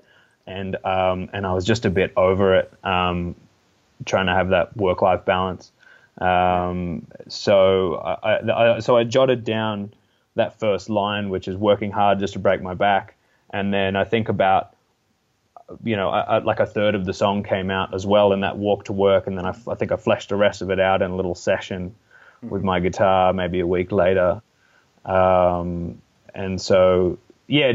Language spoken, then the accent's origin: English; Blue Mountains, New South Wales, Australia; also born or lived in Melbourne, Australia; I grew up in the lower Blue Mountains, which is only about an hour from Sydney